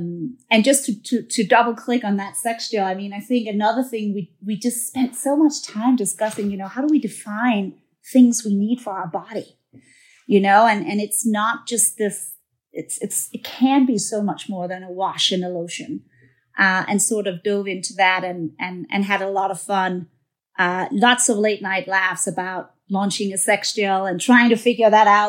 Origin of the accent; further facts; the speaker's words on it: Denmark; moved away as an adult; now in New York, United States; I'm a Scandinavian girl. I'm from Denmark. And came here to the U.S. and worked for a long time in one of the big beauty companies.